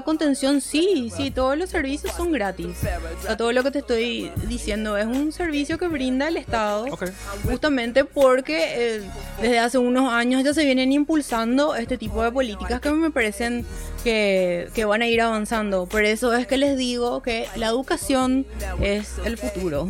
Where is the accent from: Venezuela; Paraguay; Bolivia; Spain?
Paraguay; accent: Paraguayan; nuestra tonada se escuchaba como japonés